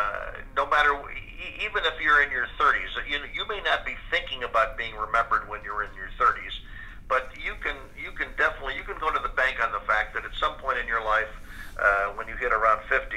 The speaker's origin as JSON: {"language": "English", "town": "Chicago", "region": "Illinois", "country": "United States", "tie": "born or raised there", "said": "William Paley and myself both graduated from Carl Schurz High School"}